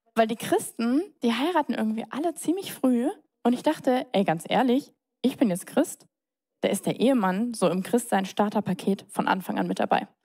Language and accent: German; Mannheim, Baden-Württemberg, Germany; moved away as an adult; now in Munich, Germany; Ich bin geboren, Heinrich Lanz Krankenhaus, das wurde leider abgerissen. Ähm, Zimmer Nummer 12, da bin ich, da bin ich her, ähm, im tiefsten Neckarau. Ich bin in Neckarau zur Schule gegangen, zur Grundschule, zum Gymnasium